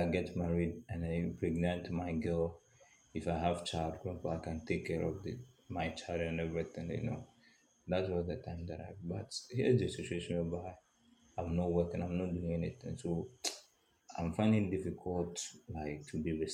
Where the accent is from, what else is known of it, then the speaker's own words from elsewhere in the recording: Ghana; I'm from Ghana